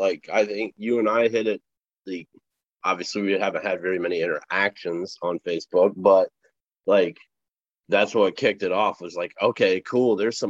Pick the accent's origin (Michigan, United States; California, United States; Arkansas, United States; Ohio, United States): Ohio, United States; Mansfield; now in Columbus, United States; I grew up in Mansfield. So, like, Mansfield, Ohio is where the Shawshank Redemption Reformatory is at.